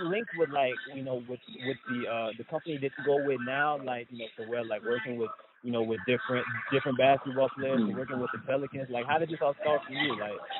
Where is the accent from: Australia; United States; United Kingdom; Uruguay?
United States; New Orleans, Louisiana; now in Chicago, United States; I live in Chicago right now, but I'm from New Orleans.